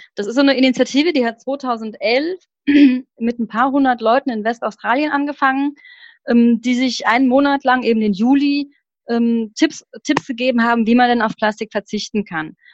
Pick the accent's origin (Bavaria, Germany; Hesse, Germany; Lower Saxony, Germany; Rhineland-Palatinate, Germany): Hesse, Germany; Rodgau; ich komme aus dem Rottgau, ich weiß nicht, ob die Leute das kennen, das ist hm, das ist südlich von Offenbach